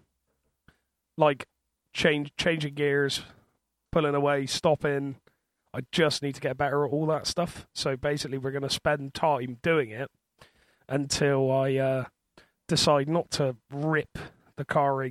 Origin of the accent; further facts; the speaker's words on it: Bristol, South West England, United Kingdom; accent: thick Bristol accent; I am from Bristol. Because of my thick accent, I'm sure you've worked that out already.